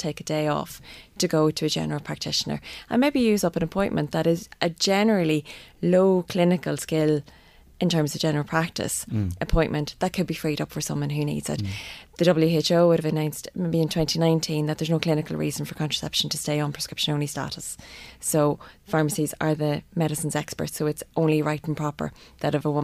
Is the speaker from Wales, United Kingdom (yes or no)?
no; Northern Ireland, United Kingdom; now in Ireland; I'm obviously from Northern Ireland